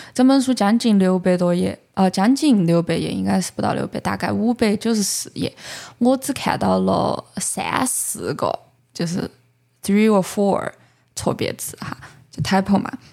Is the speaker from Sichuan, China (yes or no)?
yes; Chengdu, Sichuan, China; accent: Chengdu dialect; 我们成都人